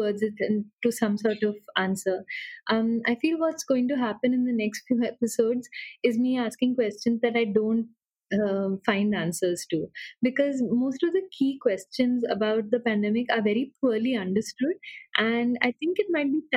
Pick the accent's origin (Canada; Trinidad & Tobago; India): India; Pune, Maharashtra; I come from Pune